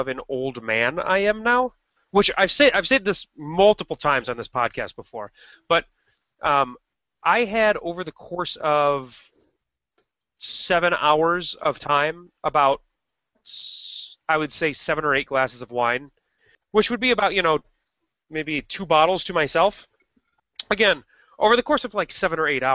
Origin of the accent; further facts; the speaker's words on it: Rockford, Illinois, United States; moved away; Rockford, which is you and my hometown